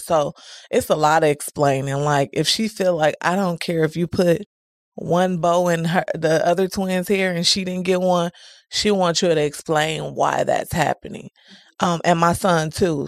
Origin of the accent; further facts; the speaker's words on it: Milwaukee, Wisconsin, United States; I'm from Milwaukee, Wisconsin, never resided anywhere else. I was raised by both of my grandmas and my mom.